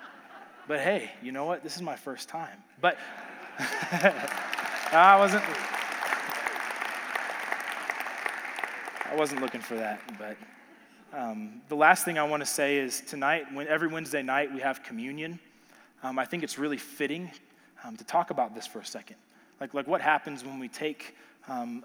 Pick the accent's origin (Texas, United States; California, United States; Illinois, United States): Texas, United States; I'm from Texas.